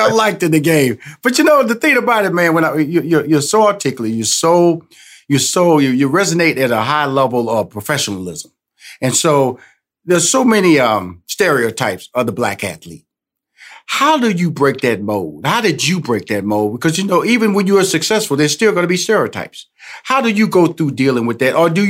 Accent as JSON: {"language": "English", "town": "Houston", "region": "Texas", "country": "United States", "said": "I'm originally from Houston, Texas, so I got to see the trade of James Harden to Houston."}